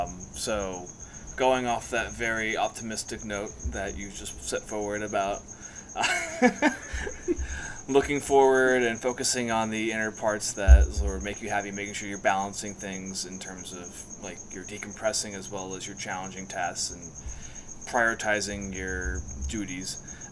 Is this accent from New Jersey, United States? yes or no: yes; New Jersey, United States; I'm from New Jersey, yeah. So it's like, that was my hometown team.